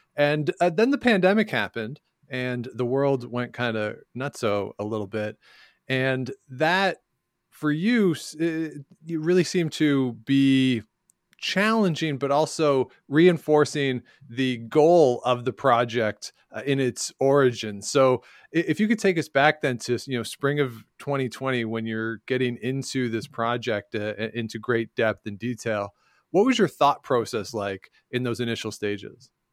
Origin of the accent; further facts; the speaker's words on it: Ontario, Canada; moved away as an adult; also born or lived in Regina; I grew up in Ontario and I learned a lot of Ontario history